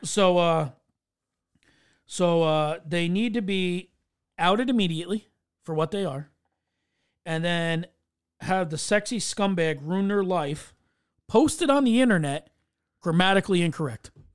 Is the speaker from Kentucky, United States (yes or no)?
no; New York, United States; as a New Yorker